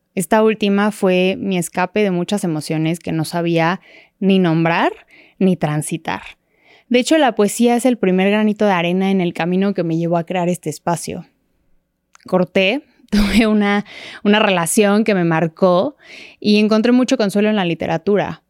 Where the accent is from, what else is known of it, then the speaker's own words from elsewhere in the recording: Mexico City, Mexico; nací y crecí en la Ciudad de México